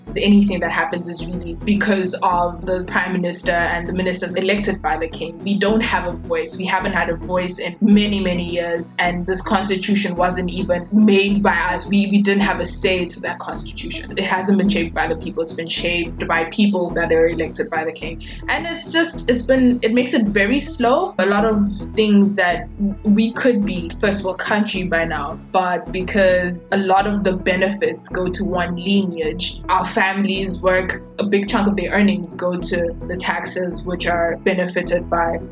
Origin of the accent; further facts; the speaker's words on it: Eswatini; we are from Eswatini, and we speak Siswati